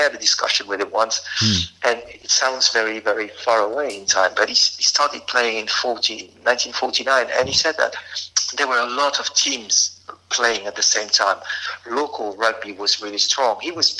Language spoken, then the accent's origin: English; Albi, Occitania, France; English is a second language; now in Paris, France; I'm from there, born and bred in Albi. And I was something like 7 or 8 when I saw my first game.